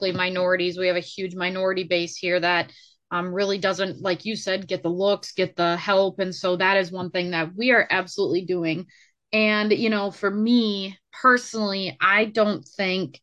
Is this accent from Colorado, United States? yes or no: no; Minnesota, United States; I am also from Minnesota